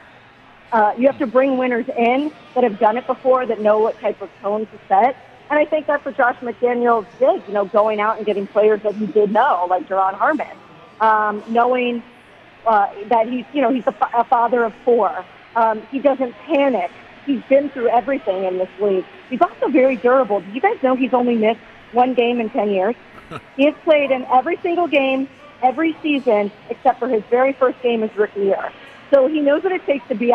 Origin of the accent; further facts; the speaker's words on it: Maryland, United States; I grew up in Maryland